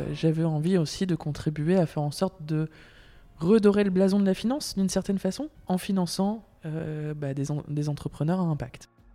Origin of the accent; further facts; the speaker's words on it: Lille, Hauts-de-France, France; moved away as an adult; also born or lived in Brussels, Belgium; now in Belgium; je viens de Lille, du nord de la France.